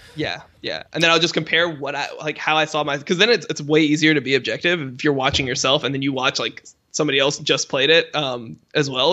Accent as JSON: {"language": "English", "town": "Miami", "region": "Florida", "country": "United States", "tie": "born or raised there", "said": "where I grew up, 'cause I was, I was from Miami"}